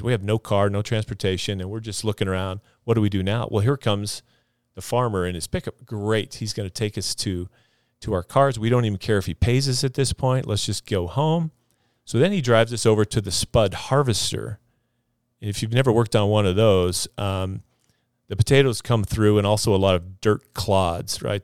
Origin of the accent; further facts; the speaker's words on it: Jerome, Idaho, United States; also born or lived in Texas; Jerome is, is, is a home to me, Jerome, Idaho, South Central Idaho. went to high school there, graduated from there.